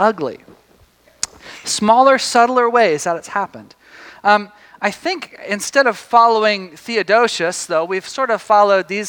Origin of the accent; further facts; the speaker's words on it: Tyler, Texas, United States; moved away; I grew up in Tyler, Texas.